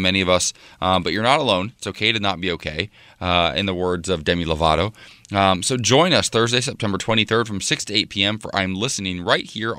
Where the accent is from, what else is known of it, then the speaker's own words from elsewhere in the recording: Ohio, United States; It's the heartland of America, my home state.